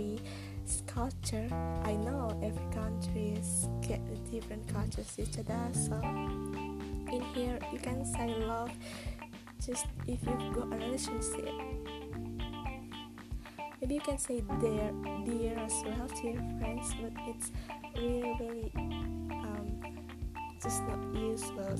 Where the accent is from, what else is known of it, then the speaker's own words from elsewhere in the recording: Indonesia; English is a second language; So I'm from Indonesia. I'm ordinary Indonesian girl, but I'm trying to be able to speak in English, Turkish, and Indonesia as well.